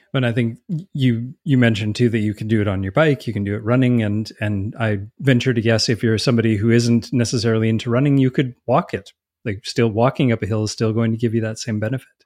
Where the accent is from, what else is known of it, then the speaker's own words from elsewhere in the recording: Canada; being Canadian